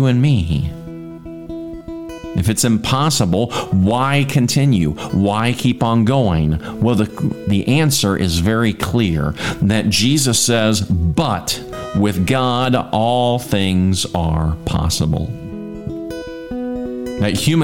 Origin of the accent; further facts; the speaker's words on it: United States; being as an American